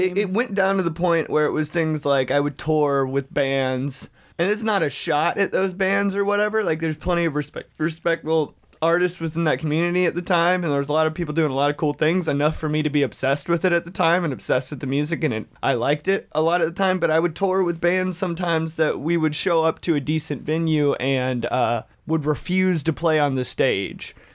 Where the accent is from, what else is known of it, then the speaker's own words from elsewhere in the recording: Dalton, Georgia, United States; ninety percent of the world's carpet is made in my hometown